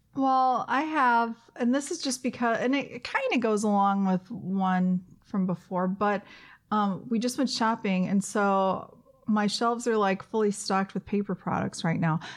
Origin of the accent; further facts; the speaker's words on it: the South, United States; moved away; I grew up in the South, and we do dressing in the South in the pan